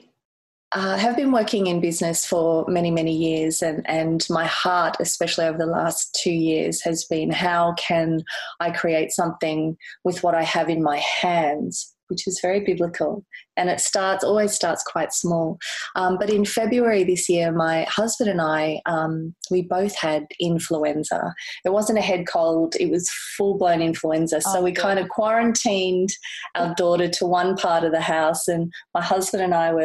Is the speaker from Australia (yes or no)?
yes; Gold Coast, Queensland, Australia; also born or lived in Kensington, Sydney; now in Sydney, Australia; I'm originally from the Gold Coast in Queensland. So, but I've been down here for over 23 years.